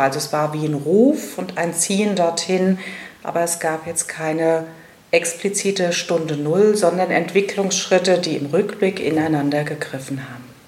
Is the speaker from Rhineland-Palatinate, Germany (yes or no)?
yes; Rhenish Hesse, Rhineland-Palatinate, Germany; moved away as an adult; now in Darmstadt, Germany; bin gebürtige Rheinhessin und auch eine Grund- und Schollenfrau, also sehr mit meiner alten Heimat auch noch verwoben